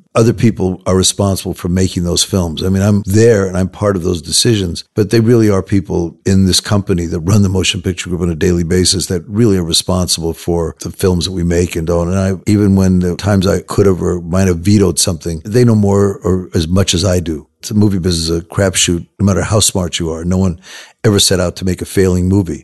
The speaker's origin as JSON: {"language": "English", "town": "Los Angeles", "region": "California", "country": "United States", "tie": "born or raised there", "said": "I grew up in Hollywood, Los Angeles"}